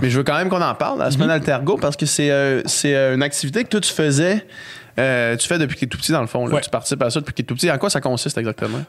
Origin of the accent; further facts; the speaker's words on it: Quebec City, Quebec, Canada; Québec, euh, où est-ce que j'ai grandi